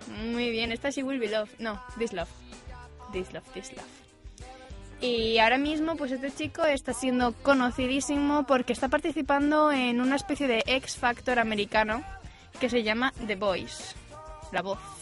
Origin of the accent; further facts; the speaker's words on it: Asturias, Spain; Soy asturiana